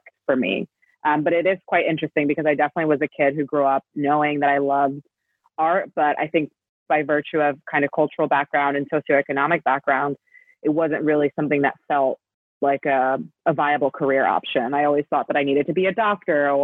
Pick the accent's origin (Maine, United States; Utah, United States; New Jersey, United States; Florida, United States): New Jersey, United States; growing up in New Jersey